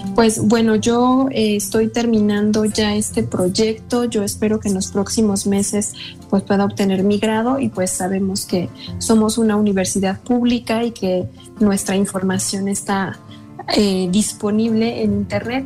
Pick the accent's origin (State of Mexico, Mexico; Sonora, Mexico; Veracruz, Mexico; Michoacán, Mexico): State of Mexico, Mexico; como mexicanas, como mexiquenses y sobre todo de esta zona